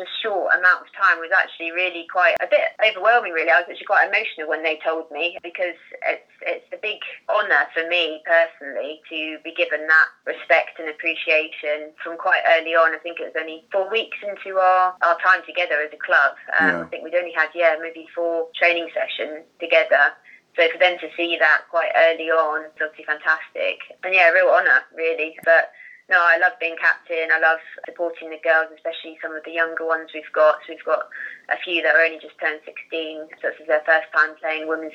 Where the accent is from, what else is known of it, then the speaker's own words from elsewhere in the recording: Worthing, South East England, United Kingdom; I'm from Worthing Way. So I used to play for Worthing Miners for quite a lot of my childhood.